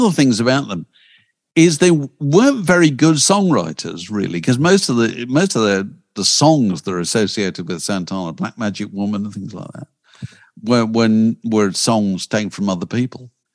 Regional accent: Yorkshire and the Humber, United Kingdom; I come from Yorkshire

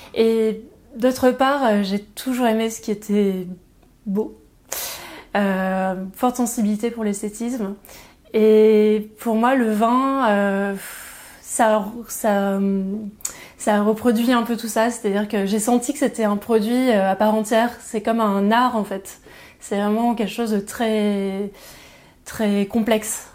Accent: Aix-en-Provence, Provence-Alpes-Côte d'Azur, France; moved away as an adult; also born or lived in Pertuis / Shanghai; Donc je suis née à Pertuis, dans Vaucluse. j'ai grandi à Aix-en-Provence, donc dans les Bouches-du-Rhône, dans le, au plein cœur de la Provence.

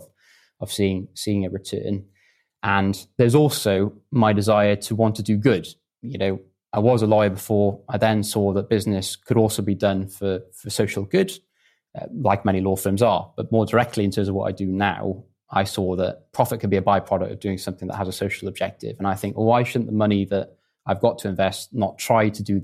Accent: West Wales, United Kingdom; moved away as an adult; also born or lived in Bristol; I'm from West Wales, a small village in a very rural part of the country. My parents are in the agricultural industry and have a tractor business. And I went to a local comp

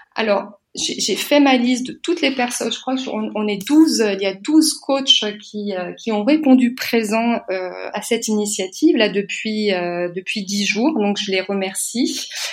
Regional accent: France; moved away as an adult; also born or lived in Munich, Germany; now in Berlin, Germany; je suis française, j'ai 47 ans, je suis mariée avec un Allemand

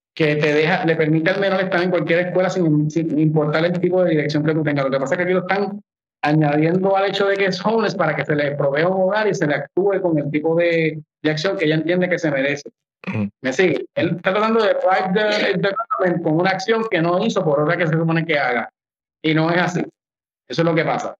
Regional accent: Puerto Rico; Nosotros somos un territorio estadounidense

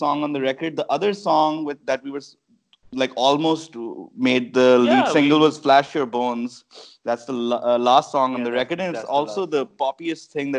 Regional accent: Lahore, Punjab, Pakistan; we're from Lahore in Punjab

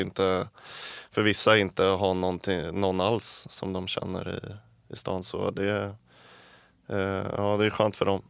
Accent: Älta, Stockholm County, Sweden; accent: Stockholm; moved away as an adult; now in Gothenburg, Sweden; jag är ju från Älta så det är utanför stan

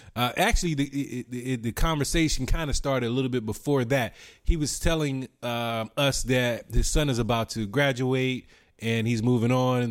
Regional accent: United States; as an American

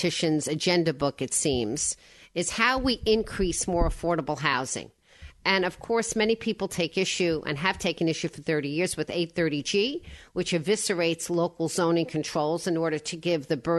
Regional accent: Woodmere, New York, United States; I'm from Woodmere

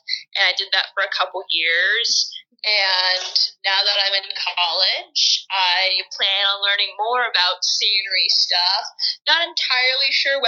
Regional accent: California, United States; moved away as an adult; now in Pennsylvania, United States; I'm from California. I lived there my entire life.

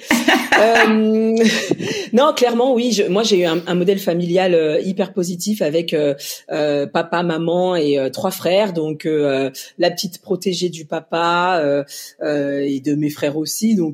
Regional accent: Mali; parce que moi je viens donc d'Afrique du Mali et qu'il y a beaucoup d'enfants malheureux

